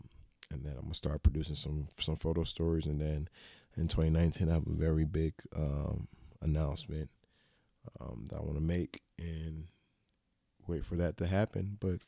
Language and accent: English; Florida, United States; Yeah, I'm from the South. I'm a Florida native.